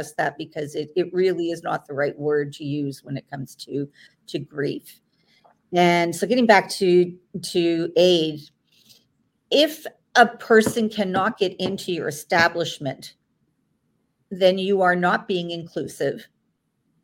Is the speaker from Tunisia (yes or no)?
no; Toronto, Ontario, Canada; in the province of Ontario, I'm from Toronto